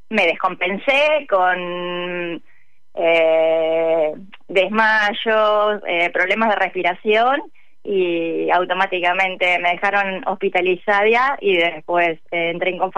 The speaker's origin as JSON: {"language": "Spanish", "town": "General Roca", "region": "Río Negro", "country": "Argentina", "tie": "born there", "lives_now": "Buenos Aires, Argentina", "said": "Sí, estoy en Capital Federal, pero nací en la ciudad General Roca, Río Negro."}